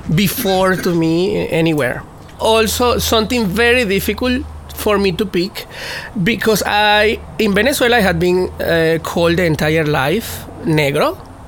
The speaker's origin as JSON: {"language": "English", "country": "United States", "tie": "born there", "said": "I am African American because I was born in America, and I am a person of color, but I also am Latin."}